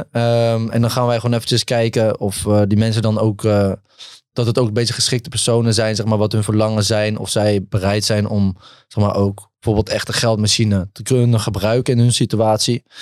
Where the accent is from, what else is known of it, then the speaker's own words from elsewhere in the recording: Netherlands; Ik ben een Nederlander, man.